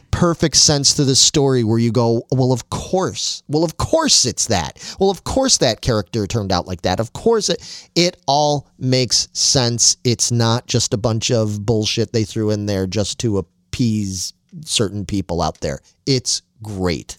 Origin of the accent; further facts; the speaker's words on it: Chicago, Illinois, United States; I grew up in Chicago and, and a, in a very football household